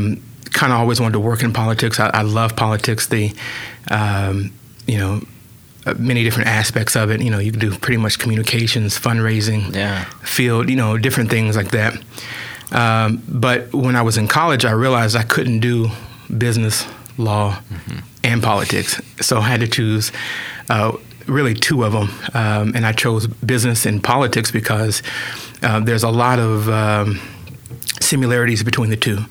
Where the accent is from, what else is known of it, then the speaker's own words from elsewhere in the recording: Oklahoma City, Oklahoma, United States; moved away as an adult; also born or lived in Washington, D.C.; So I was born and raised in Oklahoma City, raised by both sets of my grandparents.